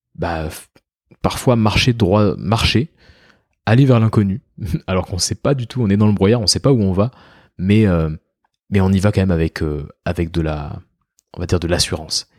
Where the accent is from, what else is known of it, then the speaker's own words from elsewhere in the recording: France; On peut être fier en tant que Français